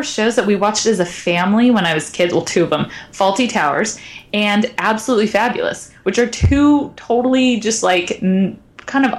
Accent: United States

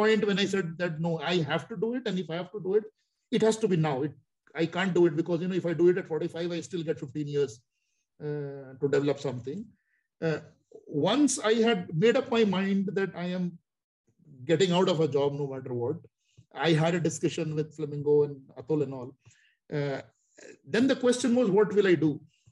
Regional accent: Delhi, India; moved away as an adult; also born or lived in Mumbai / Shanghai; I was always from Delhi. I went to shifted, relocated to Mumbai.

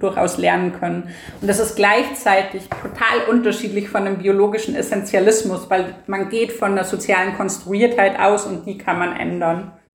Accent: Bavaria, Germany; now in Vienna, Austria; im politischen Bayern, wo ich aufgewachsen bin

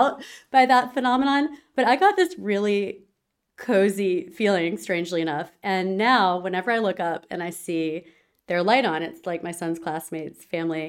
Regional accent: North Carolina, United States; now in Paris, France; my hometown in North Carolina

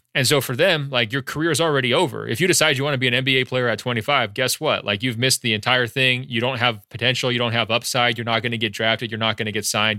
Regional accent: Beaverton, Oregon, United States; moved away as an adult; also born or lived in Baltimore, Maryland; now in Los Angeles, United States; I'm originally born and raised, uh, in Beaverton, Oregon, just outside Portland.

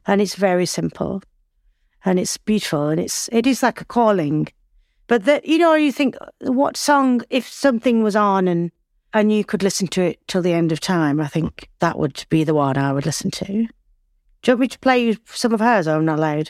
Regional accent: Accrington, North West England, United Kingdom; accent: Northern; I was born and bred in Lancashire, I'm from Accrington.

